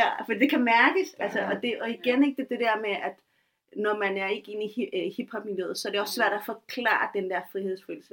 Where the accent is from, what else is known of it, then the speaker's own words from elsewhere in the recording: Taastrup, Capital Region of Denmark, Denmark; Jeg voksede op i Tostogård, en af de ja. første gator i Danmark.